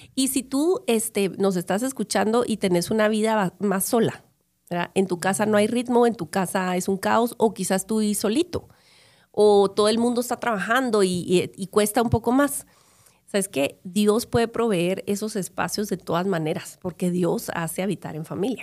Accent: Guatemala; yo creciendo en Guatemala en los 70s, 80s, 90s

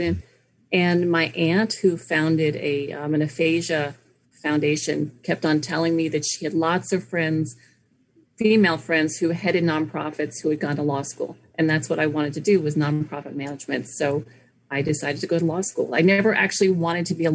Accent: New York City, New York, United States; also born or lived in Windsor Terrace, Brooklyn; I grew up in the Village, right in the center of Village, right off Fifth Avenue

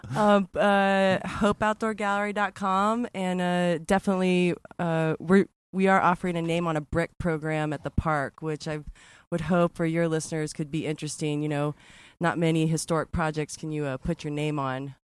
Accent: Texas, United States; I'm from Texas

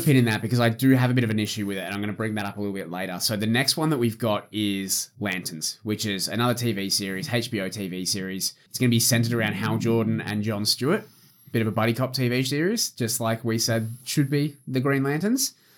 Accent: Australia; I'm Australian.

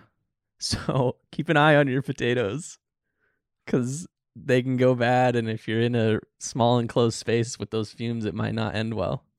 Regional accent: Utah, United States; I grew up in Utah

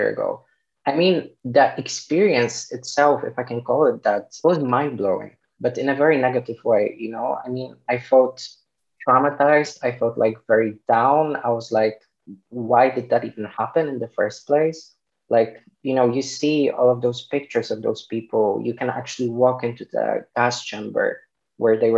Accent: Poland; English is a second language; I'm from Poland

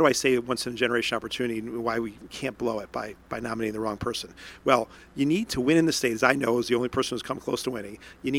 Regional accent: Johnstown, New York, United States; I consider myself an upstater because that's, where I'm born, raised, all of my upbringing, all my formation was in Johnstown.

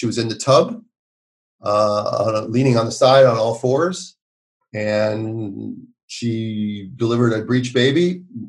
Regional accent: Minneapolis, Minnesota, United States; moved away as an adult; how's my hometown these days

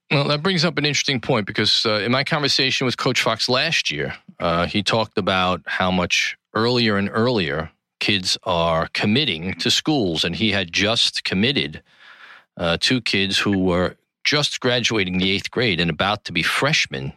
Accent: New York City, New York, United States; the Gotham Podcast Studio in the heart of New York City, downtown Tribeca, my hometown

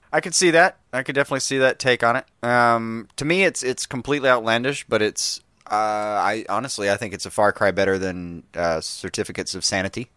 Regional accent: Alabama, United States; we're from Alabama

